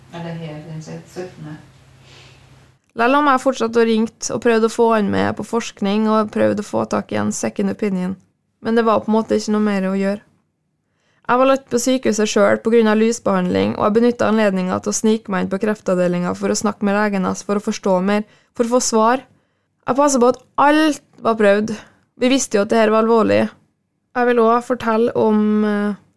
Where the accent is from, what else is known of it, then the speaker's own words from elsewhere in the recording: Frei, Møre og Romsdal, Norway; Frei, der jeg er fra